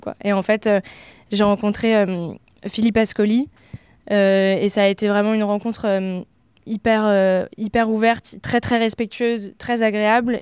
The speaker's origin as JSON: {"language": "French", "area": "Oise, Picardy", "region": "Hauts-de-France", "country": "France", "tie": "born or raised there", "moved": "as an adult", "lives_now": "Paris, France"}